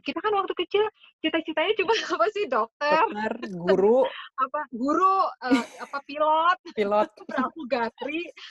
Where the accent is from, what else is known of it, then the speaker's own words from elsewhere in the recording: Jakarta, Indonesia; also born or lived in Belgium / Bekasi; Aku, eh, besar di Jakarta, terus kemudian ya pokoknya, eh, S D, S M P SD aku di Bekasi, SMP, S M A di Jakarta